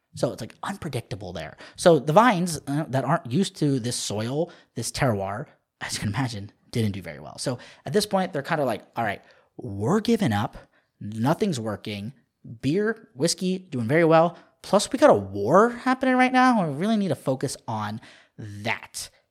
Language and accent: English; Southern Maryland, United States; moved away; I loved growing up in Southern Maryland, right on the, right on the border of D C and Virginia.